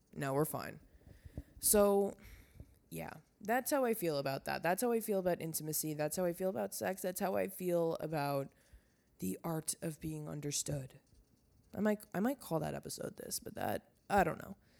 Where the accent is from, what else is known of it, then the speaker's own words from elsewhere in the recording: Long Island, New York, United States; moved away; I'm never coming back to Long Island